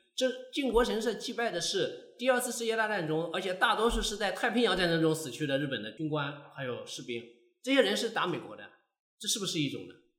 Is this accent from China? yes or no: yes; China; also born or lived in Nagoya, Japan; 日本方面一看我是中国的身份，就拒绝